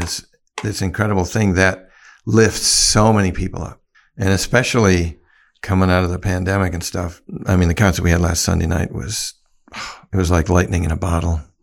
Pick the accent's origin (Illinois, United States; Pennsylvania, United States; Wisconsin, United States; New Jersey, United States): Wisconsin, United States; Oconomowoc; moved away as an adult; I call Oconut my hometown. I moved back here after, um, after my, all my rock band days